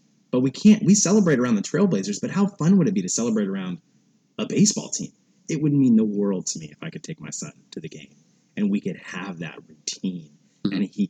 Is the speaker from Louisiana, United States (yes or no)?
no; Portland, Oregon, United States; also born or lived in Eugene, Oregon / Albany, Oregon; being born and raised in Portland, and just going to Eugene for college, Albany and Eugene